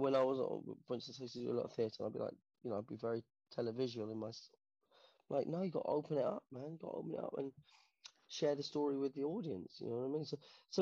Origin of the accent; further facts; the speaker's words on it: London, United Kingdom; I grew up in Portobello Road, you know, in Portobello Road in the 80s